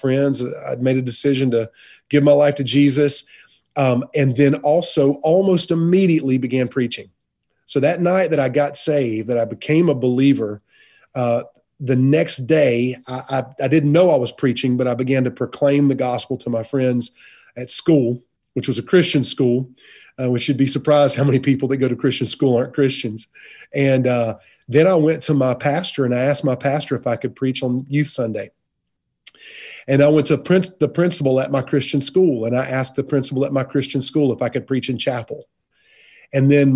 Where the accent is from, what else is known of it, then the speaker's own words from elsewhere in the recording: Fountain Inn, South Carolina, United States; also born or lived in Charleston, South Carolina; I was raised in a little town called Fountain Inn, South Carolina, on a farm